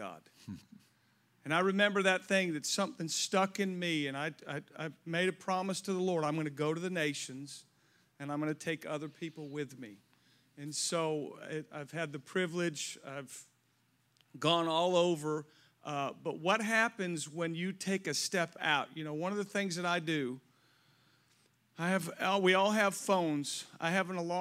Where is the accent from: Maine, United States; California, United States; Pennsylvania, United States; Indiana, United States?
California, United States; Southern; also born or lived in Hawaii; I grew up in Southern California, went to school at the University of Hawaii